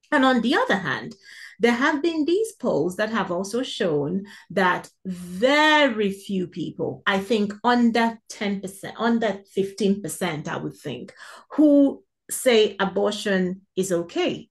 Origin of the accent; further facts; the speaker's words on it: South East Nigeria, Nigeria; moved away; being born and raised, uh, in, in Africa, or in an African country, in Nigeria more specifically